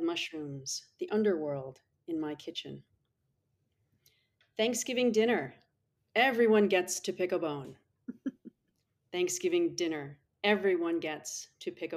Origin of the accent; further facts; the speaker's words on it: New England, United States; now in San Diego, United States; I grew up in New England